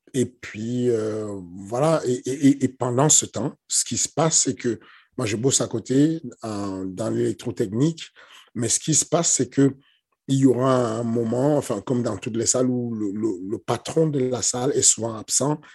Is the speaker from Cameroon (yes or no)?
yes; Cameroon; now in France; je suis né au Cameroun. Du coup, grandi un peu dans les, dans les ambiances du Cameroun